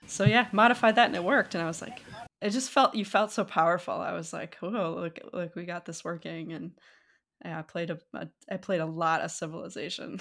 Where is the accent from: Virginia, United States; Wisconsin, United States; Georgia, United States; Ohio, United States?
Wisconsin, United States; moved away as an adult; also born or lived in Minot, North Dakota / England; now in California, United States; I grew up in North Dakota, partially, I, but until, like, fifth grade or so, um, in a small town, small-ish, I guess, Minot, North Dakota. Um, and then it moved to Wisconsin, like, sixth grade, fifth grade, sixth grade, and then spent most of my rest of my youth, uh, in, like, Wisconsin